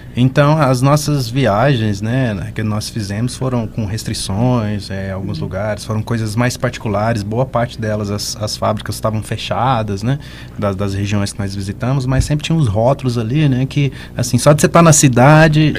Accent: Goiás, Brazil; eu sou goiano

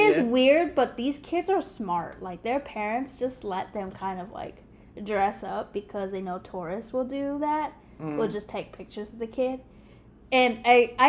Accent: Thailand; moved away; when I was in school in Thailand

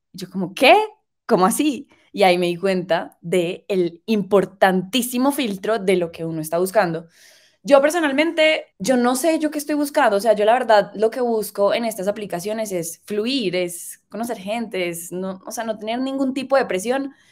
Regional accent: Medellín, Antioquia, Colombia; vengo de Medellín eh, um, y vengo de Medellín

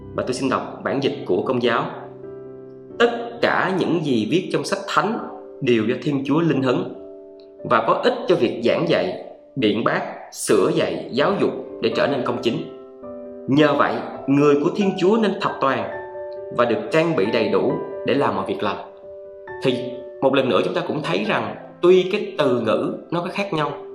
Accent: Vietnam; tôi sinh ra tôi là người việt nam

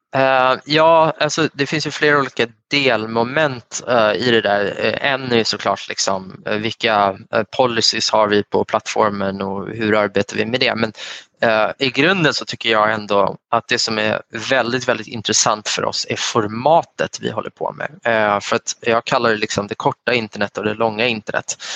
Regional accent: Sweden; Man kommer från en svensk bakgrund

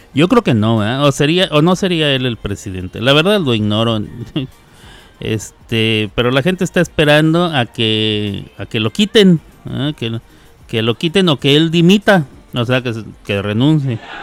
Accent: Mexico; moved away

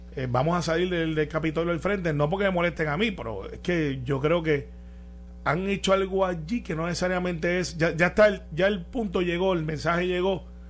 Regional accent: Puerto Rico; yo soy puertorriqueño, ciudadano americano

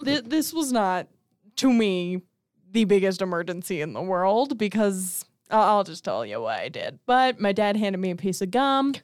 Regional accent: Las Vegas, Nevada, United States; moved away; I'm from Vegas

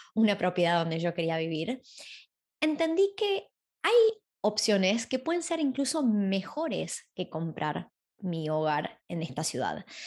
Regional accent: Argentina; moved away as an adult; now in Sydney, Australia; cuando me fui de Argentina

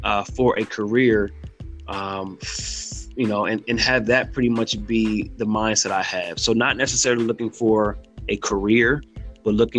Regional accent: Silver Spring, Maryland, United States; moved away as an adult; also born or lived in North Carolina; now in Fayetteville, United States; I am from Silver Spring, Maryland, born and raised

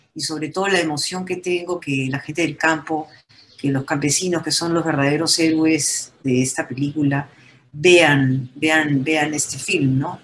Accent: Peru; unirnos como peruanos

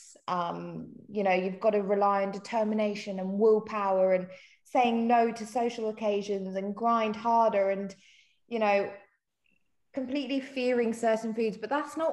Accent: South Africa; moved away; I'm not even English. I'm actually South African.

